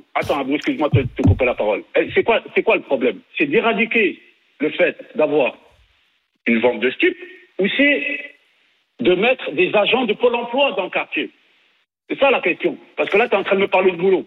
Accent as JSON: {"language": "French", "town": "Nîmes", "region": "Occitania", "country": "France", "tie": "born or raised there", "said": "je suis né, je à Nîmes"}